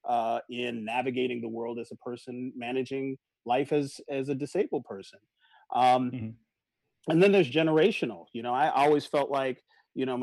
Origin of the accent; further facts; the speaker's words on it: New York, United States; growing up in New York